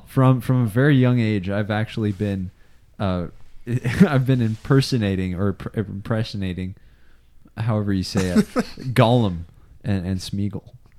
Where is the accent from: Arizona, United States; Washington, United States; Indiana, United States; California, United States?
Washington, United States; Cle Elum; also born or lived in Ellensburg / Wenatchee Valley; now in Wenatchee, United States; I was born in Ellensburg, raised in Cle Elum. We moved over here into the Wenatchee Valley in 2013. I've been here ever since.